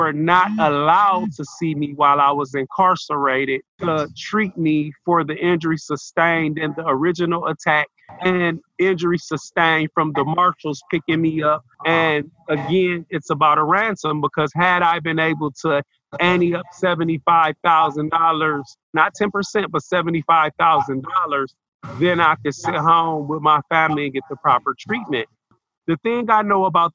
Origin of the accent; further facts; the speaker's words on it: Michigan, United States; now in Lucas County, Ohio, United States; I was born in Michigan.